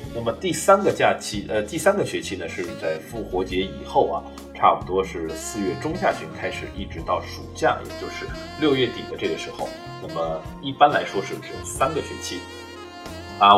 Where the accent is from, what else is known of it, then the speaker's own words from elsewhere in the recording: China; 我们中国人民